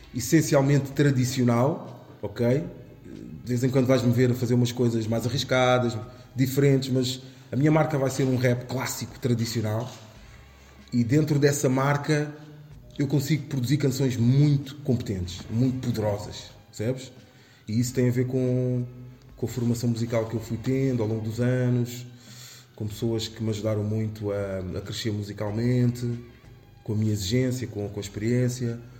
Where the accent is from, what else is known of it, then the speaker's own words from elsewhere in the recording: Amadora, Lisbon, Portugal; sobre a Damaia, sobre uhum. o sítio onde escrevi, onde, onde cresci